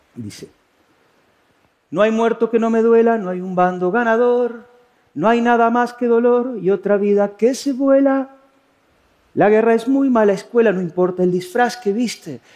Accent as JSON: {"language": "Spanish", "country": "Uruguay", "moved": "as an adult", "lives_now": "Spain"}